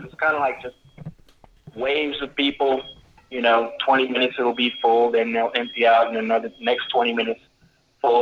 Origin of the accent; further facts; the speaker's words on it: Kansas City, Missouri, United States; moved away; also born or lived in Colorado Springs; I'm originally out from Kansas City